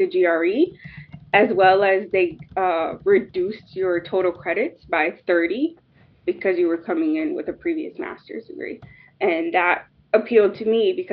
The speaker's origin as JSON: {"language": "English", "country": "United States", "said": "us as an American"}